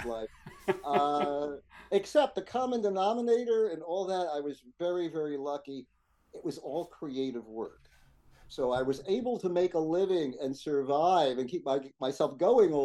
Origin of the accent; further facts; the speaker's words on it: New York City, New York, United States; I come from Brooklyn